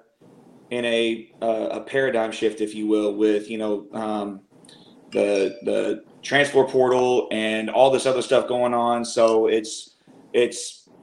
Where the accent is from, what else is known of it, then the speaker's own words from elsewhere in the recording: Houston, Texas, United States; moved away as an adult; now in Dallas, United States; I'm originally from the Houston area. Been here in the Dallas area ever since about 2010